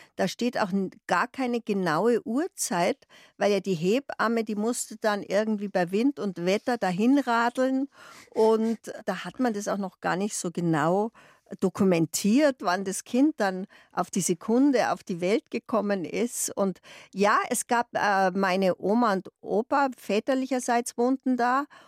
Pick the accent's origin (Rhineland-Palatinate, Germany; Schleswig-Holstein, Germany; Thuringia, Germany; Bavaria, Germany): Bavaria, Germany; Munich; accent: Bavarian; Ich bin in Freimann aufgewachsen